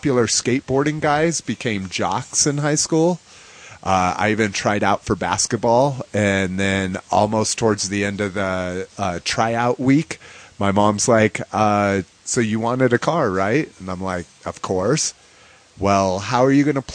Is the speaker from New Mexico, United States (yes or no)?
yes; Albuquerque, New Mexico, United States; I was raised in New Mexico. I was mostly brought up in Albuquerque, New Mexico